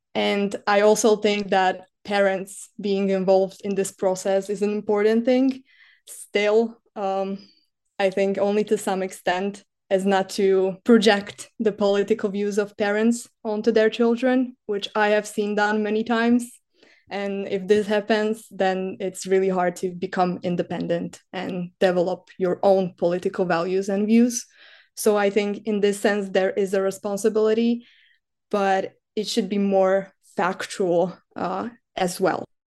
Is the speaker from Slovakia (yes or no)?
yes; Slovakia; moved away as an adult; now in Czech Republic; I come from Slovakia